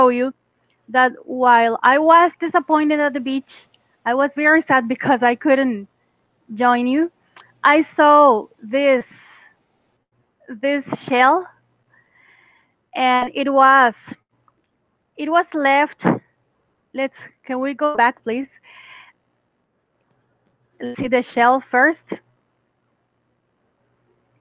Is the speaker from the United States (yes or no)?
no; Costa Rica; English is a second language; I'm Costa Rican